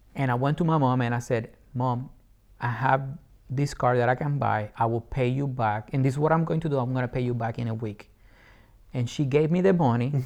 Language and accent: English; Puerto Rico; English is a second language; moved away as an adult; also born or lived in England; Born and raised in Puerto Rico, I love my island.